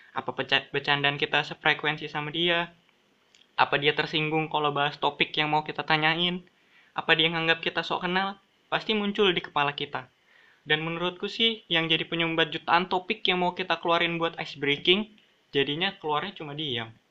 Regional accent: Balikpapan, East Kalimantan, Indonesia; kalau sebagai orang Balikpapan, cukup berpengalaman lah. Aku sudah ngerasain tiga daerah yang punya budaya berbeda-beda. Aku S D di Balikpapan

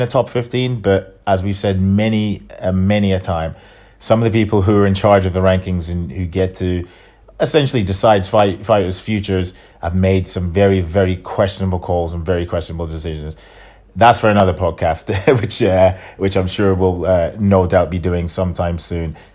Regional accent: England, United Kingdom; I'm an Englishman, as I'm a European

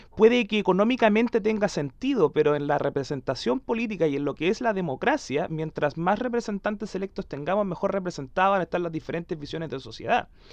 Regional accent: Concepción, Biobío, Chile; el Cristóbal y yo somos de Conce

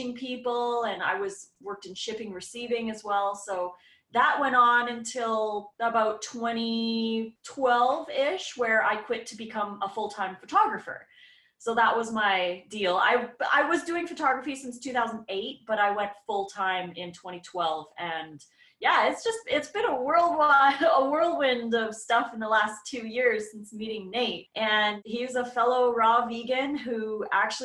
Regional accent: Edmonton, Alberta, Canada; moved away as an adult; now in Oregon, United States; I grew up in Edmonton, Alberta, Canada. So I was there for 38 years, 39 almost.

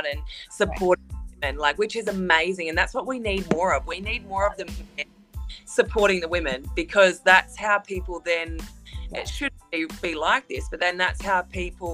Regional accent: Australia; I'm from Australia, and Australia is a beautiful country

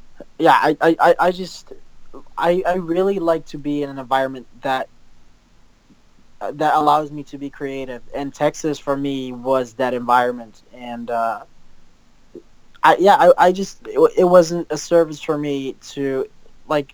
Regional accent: Netherlands; some video work for companies localized here in the Netherlands and like in my hometown

